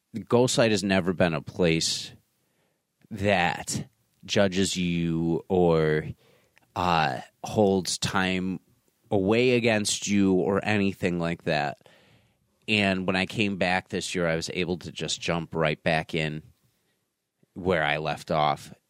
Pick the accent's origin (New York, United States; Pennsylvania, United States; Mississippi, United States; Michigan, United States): New York, United States; North Tonawanda; I'm a kid from North Tonawanda